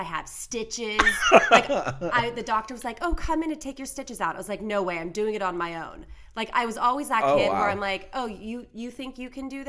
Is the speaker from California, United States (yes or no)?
yes; Fremont, California, United States; moved away as an adult; also born or lived in Los Angeles; I grew up in Northern California in Fremont, so it's about 45 minutes from San Francisco